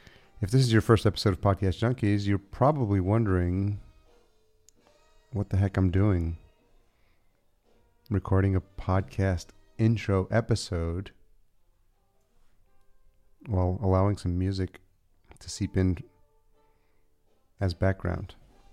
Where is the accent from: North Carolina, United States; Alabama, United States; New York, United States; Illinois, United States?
New York, United States; Yonkers; which I can relate to because I grew up in Yonkers.